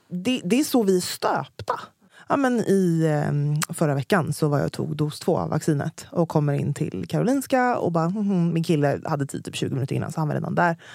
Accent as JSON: {"language": "Swedish", "country": "United Kingdom", "accent": "British", "said": "jag har den mest brittiska dialekten, vad är det du inte förstår?"}